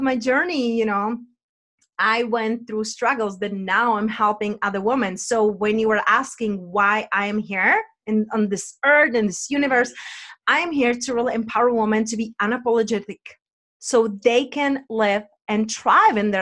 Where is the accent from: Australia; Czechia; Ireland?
Czechia; accent: Czech; my accent is from Czech Republic